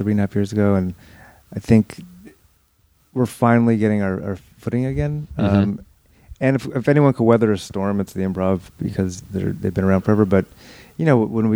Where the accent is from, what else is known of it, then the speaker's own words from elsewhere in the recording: Los Angeles, California, United States; also born or lived in Bay Area; I came from the San Fernando Valley